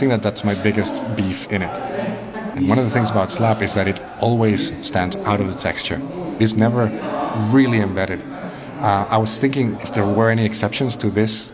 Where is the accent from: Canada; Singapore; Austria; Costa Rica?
Costa Rica; now in Manchester, United Kingdom; I was born in Costa Rica